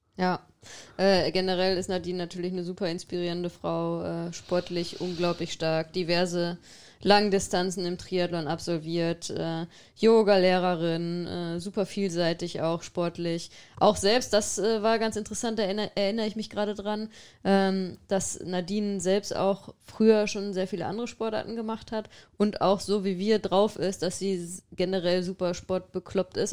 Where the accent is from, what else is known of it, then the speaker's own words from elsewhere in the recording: Xanten, North Rhine-Westphalia, Germany; moved away; meiner Heimat